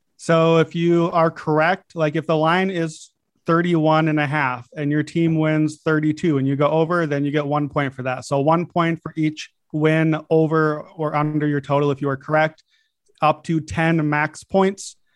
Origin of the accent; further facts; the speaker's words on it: Chicago, Illinois, United States; I'm a Bulls fan. It's my hometown team